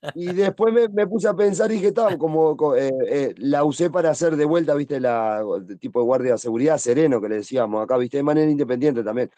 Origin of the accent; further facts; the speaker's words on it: Montevideo, Uruguay; nací en Montevideo